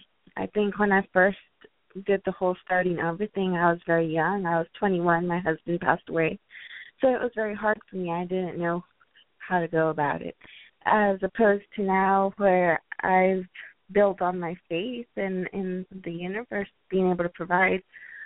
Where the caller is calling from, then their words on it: San Antonio, Texas, United States; I'm calling from San Antonio, Texas.